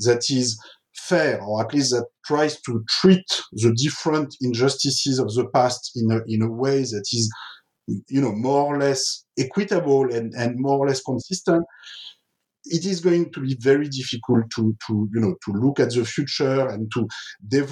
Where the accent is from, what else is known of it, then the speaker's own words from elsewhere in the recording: France; I grew up in France in the 1970s